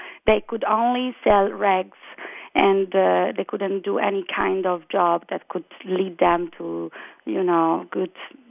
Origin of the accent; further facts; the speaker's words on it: Rome, Lazio, Italy; we are the Nusach Romani, so we are the third right, since we didn't pass through Eastern Europe or Spain. We came directly from Israel.